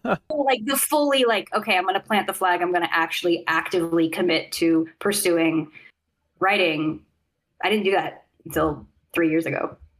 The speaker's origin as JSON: {"language": "English", "town": "Sacramento", "region": "California", "country": "United States", "tie": "born or raised there", "said": "I grew up in Sacramento"}